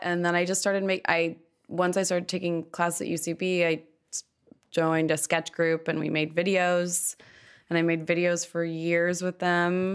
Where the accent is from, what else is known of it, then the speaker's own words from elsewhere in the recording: Malibu, California, United States; also born or lived in Los Angeles; I am from Los Angeles. I grew up in Malibu.